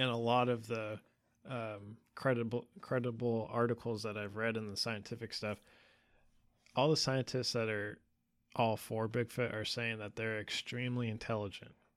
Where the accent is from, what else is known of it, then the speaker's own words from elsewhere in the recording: California, United States; we grew up together in California